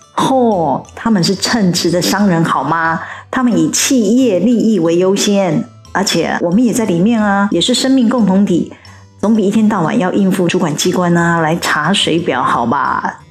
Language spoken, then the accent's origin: Chinese; Taiwan; 我们台湾人